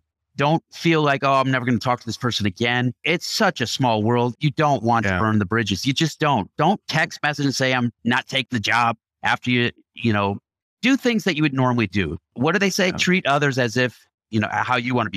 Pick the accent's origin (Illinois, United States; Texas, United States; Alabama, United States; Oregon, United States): Illinois, United States; Chicago; I grew up in Chicago